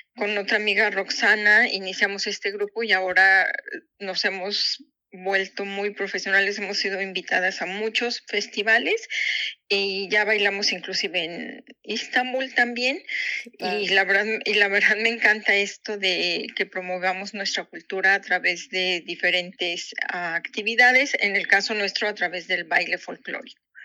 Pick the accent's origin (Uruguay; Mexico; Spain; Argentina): Mexico; San Luis Potosí; moved away as an adult; also born or lived in Japan; now in Ingolstadt, Germany; yo soy originaria de San Luis Potosí, México.